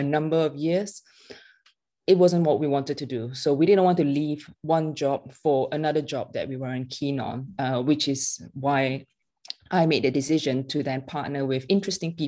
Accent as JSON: {"language": "English", "country": "Malaysia", "tie": "born or raised there", "moved": "yes", "said": "I was born and raised in Malaysia, and my family is still very much there"}